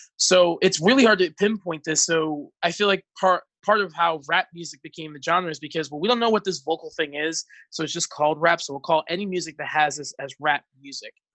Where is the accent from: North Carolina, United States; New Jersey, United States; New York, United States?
New Jersey, United States; North Bergen; moved away as an adult; now in Central Pennsylvania, United States; originally from North Jersey, uh, was born and raised to Dominican immigrants